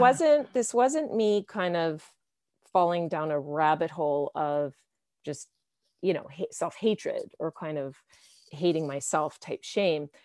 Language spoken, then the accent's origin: English; Canada; I'm from Canada